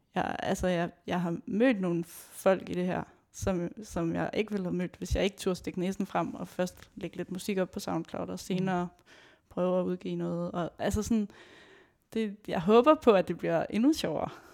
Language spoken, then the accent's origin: Danish; Aarhus, Central Denmark Region, Denmark; jeg kommer fra Aarhus